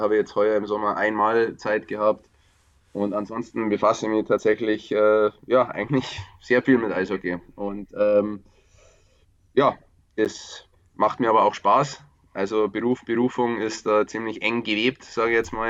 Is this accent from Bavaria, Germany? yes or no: yes; Upper Bavaria, Germany; moved away; ich bin aus Oberbayern ursprünglich